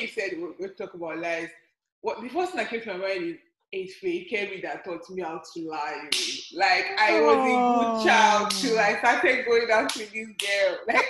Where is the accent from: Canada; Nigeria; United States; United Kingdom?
Nigeria; Ibadan, Oyo; I'm an Ibadan babe also. I grew up in Ibadan.